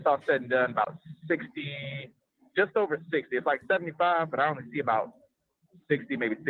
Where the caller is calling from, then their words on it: Texas, United States; I'm actually calling from Texas, man.